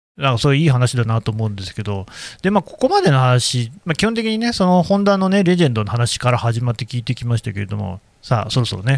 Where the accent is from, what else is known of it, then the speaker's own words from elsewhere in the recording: Nagoya, Aichi, Japan; moved away; 僕もあの、まあ、名古屋というか、愛知県の出身なんですけど